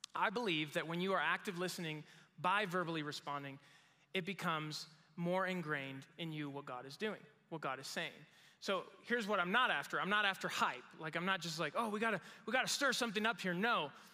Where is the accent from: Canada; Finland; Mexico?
Mexico; moved away as an adult; now in United States; I grew up in Mexico